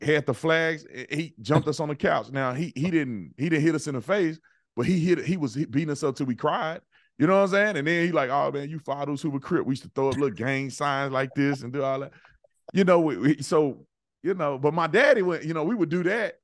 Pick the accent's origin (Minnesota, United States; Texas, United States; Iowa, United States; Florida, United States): Texas, United States; Fort Worth; moved away; I'm from Fort Worth, Texas, uh, born and raised in Fort Worth